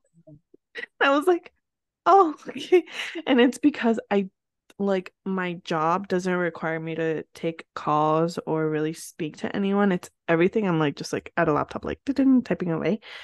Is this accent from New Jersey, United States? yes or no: yes; northern New Jersey, United States; English is a second language; where I grew up in New Jersey, for those of you that didn't know, and I grew up in northern Jersey